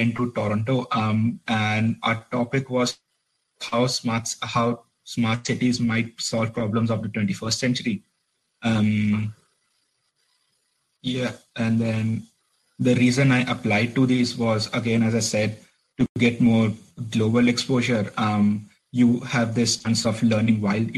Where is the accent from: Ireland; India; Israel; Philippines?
India; Delhi; English is a second language; moved away as an adult; also born or lived in Nottingham, United Kingdom; now in Belfast, United Kingdom; I am originally from Delhi, India.